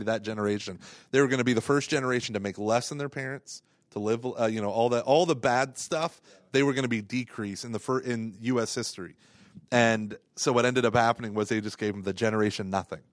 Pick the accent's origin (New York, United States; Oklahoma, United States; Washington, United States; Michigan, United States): Oklahoma, United States; Tulsa area; I love my other churches that were in my hometown